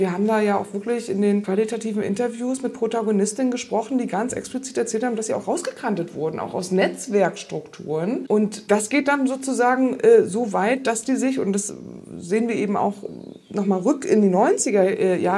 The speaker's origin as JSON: {"language": "German", "town": "Rostock", "region": "Mecklenburg-Vorpommern", "country": "Germany", "moved": "yes", "lives_now": "Lausitz, Germany", "said": "Ja, ich bin weggegangen, ich bin aus Rostock weggegangen. Ne? Und jetzt lebe ich in der Lausitz. ich jetzt eigentlich die ganze Zeit denken, eigentlich müsste ich wieder nach Rostock zurück, weil da komme ich ja eigentlich her."}